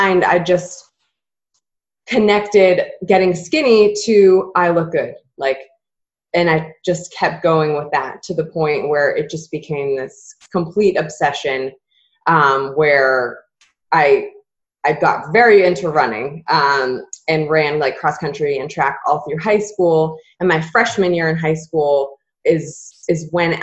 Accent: Massachusetts, United States; moved away as an adult; also born or lived in Southern Florida; I grew up in Massachusetts and then went to school in Southern Florida

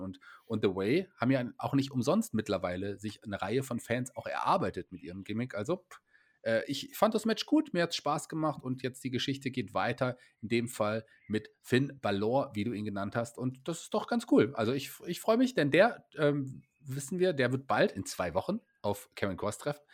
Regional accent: Germany; ich als äh, Deutscher

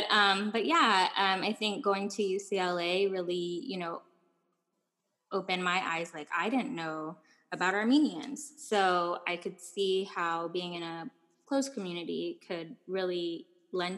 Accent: Guam; moved away; also born or lived in Ojai, California; growing up in Guam

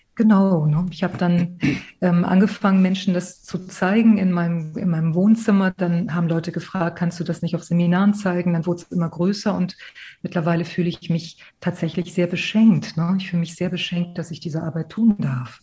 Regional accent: Hamburg, Germany; also born or lived in Málaga, Andalusia, Spain; ich bin in Malaga geboren, in Andalusien geboren und äh, bin, als ich äh, fünf Jahre alt war, sind meine Eltern viel mehr nach Hamburg gekommen. Also mittlerweile sage ich immer auch, bin ich auch schon eine Hamburger Dern geworden

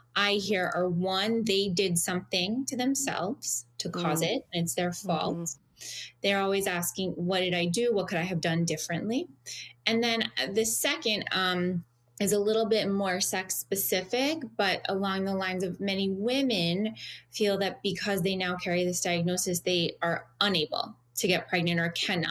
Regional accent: South Florida, United States; moved away as an adult; also born or lived in Pittsburgh; I'm originally from the South Florida area. So I moved back last year

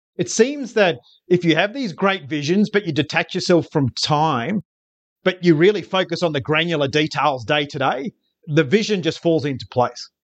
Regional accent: Queensland, Australia; as a Queenslander

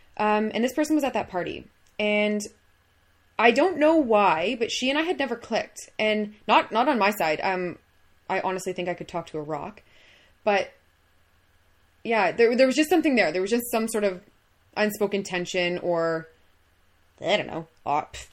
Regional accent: Minden, Ontario, Canada; born and raised in Minden

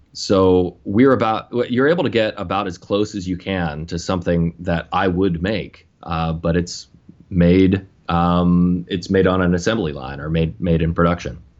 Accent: Western Pennsylvania, United States; moved away as an adult; also born or lived in New Jersey; I grew up in Western Pennsylvania, just south of uh, Lake Erie, little town

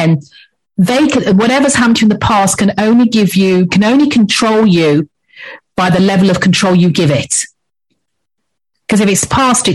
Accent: England, United Kingdom; accent: English; moved away as an adult; now in Antigua, Antigua and Barbuda; As you can probably tell by my accent, I'm English, so I'm English born, but I've lived in the Caribbean for the past 10 years.

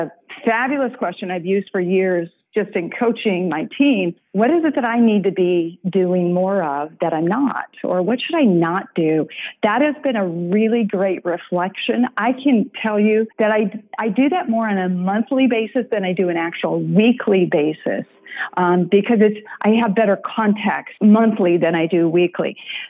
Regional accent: Iowa, United States; I'm from Iowa.

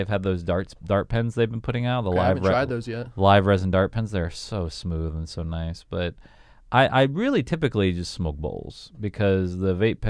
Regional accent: Southern United States, United States; I grew up in the South. We were a big blunt. We were a blunt city where I grew up.

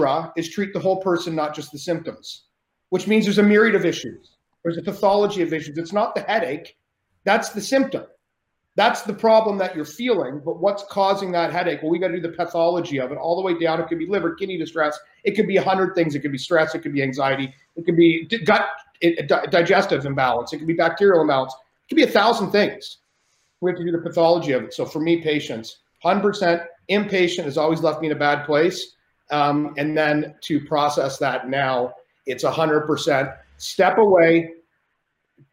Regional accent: Canada; I'm Canadian

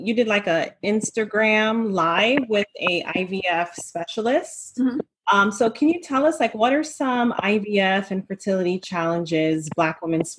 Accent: Jamaica; moved away; I'm from Jamaica originally

